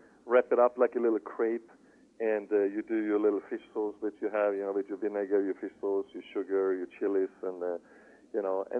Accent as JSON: {"language": "English", "country": "Sweden", "said": "you for sure will have some some hard bread and a few herrings on a buffet, you know, just because, that simple reason I'm from Sweden."}